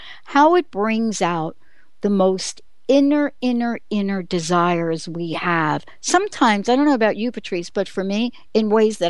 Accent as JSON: {"language": "English", "town": "New York City", "region": "New York", "country": "United States", "tie": "born or raised there", "moved": "yes", "lives_now": "Pacific Northwest, United States", "said": "What would be the odds of me growing up in the Bronx, you in Queens"}